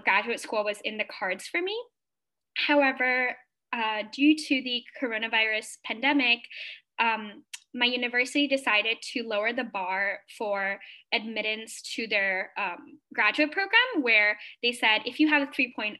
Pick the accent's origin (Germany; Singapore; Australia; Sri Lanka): Singapore; moved away as an adult; now in Atlanta, United States; I am a Singaporean Indian international student currently pursuing my master's in aerospace engineering at Georgia Tech in Atlanta, Georgia, in the United States